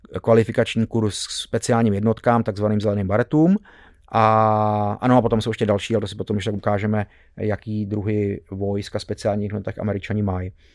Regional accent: Czechia; jsme byli Češi

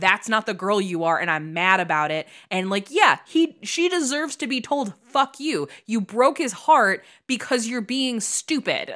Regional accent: Midwest, United States; moved away as an adult; now in California, United States; I was a kid from the Midwest

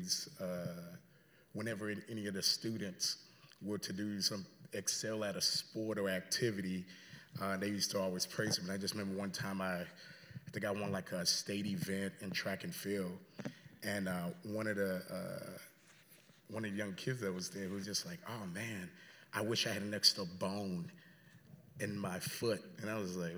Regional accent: South Florida, United States; also born or lived in Haiti; now in Chicago, United States; But grew up in South Florida

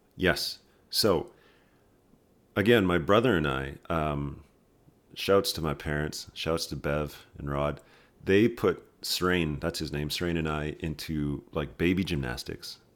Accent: Red Deer, Alberta, Canada; moved away as an adult; also born or lived in Saskatoon, Saskatchewan / Ottawa; now in Calgary, Canada; I was born in Saskatoon, and then when I was, like, zero, we moved to Red Deer, Alberta

